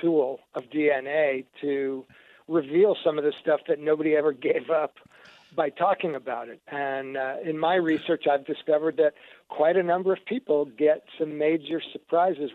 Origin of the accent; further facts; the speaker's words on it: New York, United States; now in Portland, United States; I grew up back in New York, my brother and I, thinking we were 100% Jewish